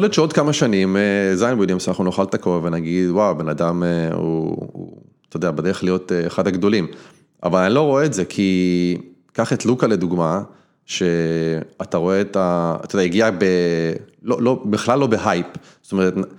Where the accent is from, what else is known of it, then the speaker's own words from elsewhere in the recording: Israel; moved away as an adult; now in United States; יש לי אזרחות, אני, אני ישראלי